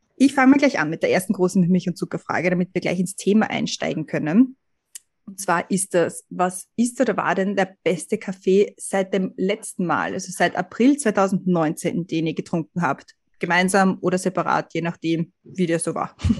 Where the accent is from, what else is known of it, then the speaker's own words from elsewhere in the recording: Austria; now in United States; Da ist man als Österreicher immer gleich ein bisschen überrumpelt, oder? Weil ich merke das bei mir in Amerika